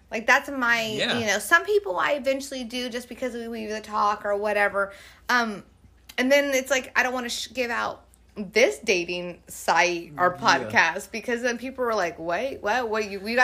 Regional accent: California, United States; oh, I'm from California.

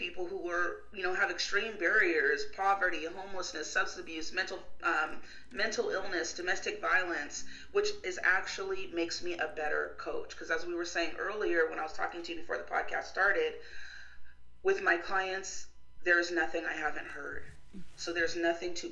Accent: California, United States; Yes, I was born in California. I lived in Texas in college.

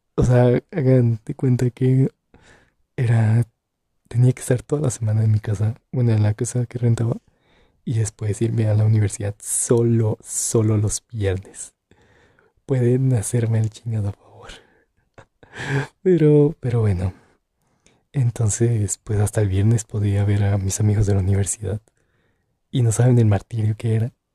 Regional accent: Santa Cruz de Juventino Rosas, Guanajuato, Mexico; Soy de Guanajuato, más específicamente de Santa Cruz de Juventino Rosas

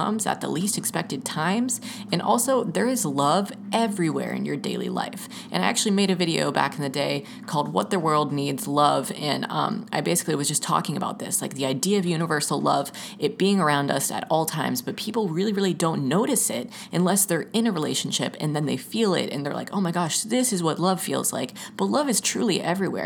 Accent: Georgia, United States; moved away; I'm literally originally from Georgia, so from the South

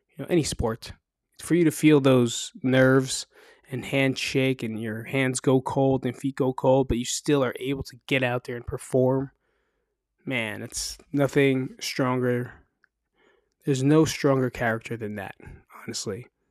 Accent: New Jersey, United States; moved away as an adult; now in Las Vegas, United States; I'm from New Jersey

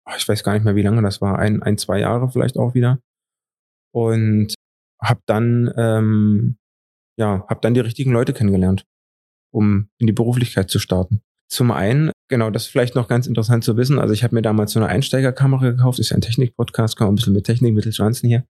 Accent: Eisenhüttenstadt, Brandenburg, Germany; moved away as an adult; now in Dresden, Germany; Ich komme aus Eisenhüttenstadt in Brandenburg und dort gab's nicht so viele Perspektiven

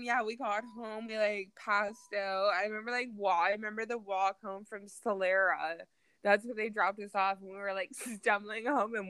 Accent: Ontario, Canada; Like super fucking arrogant and like we want to party, like we're from Ontario.

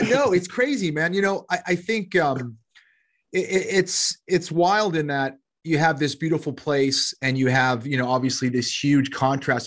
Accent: Boston, Massachusetts, United States; also born or lived in Los Angeles / South Carolina; now in Charlotte, United States; from Boston originally. I'm in Charlotte, North Carolina now.

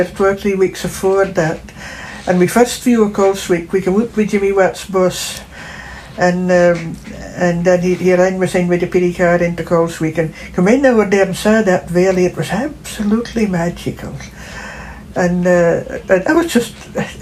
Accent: Yell, Shetland, Scotland, United Kingdom; also born or lived in Lerwick, Shetland; I was born in Murlygate in Gosbrough, in Yale, and that was in 1940. And I grew up on a croft there

